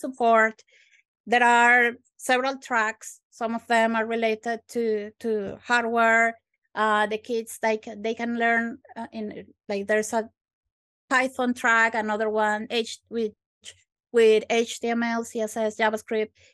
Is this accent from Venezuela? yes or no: yes; Venezuela; moved away as an adult; now in Glasgow, United Kingdom; I am actually from Venezuela, from South America